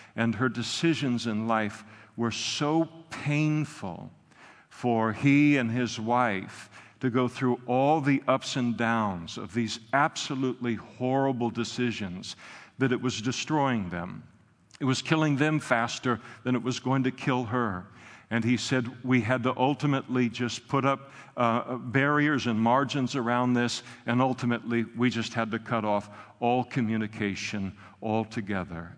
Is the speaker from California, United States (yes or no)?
yes; Napa, California, United States; moved away; all of my growing up in Napa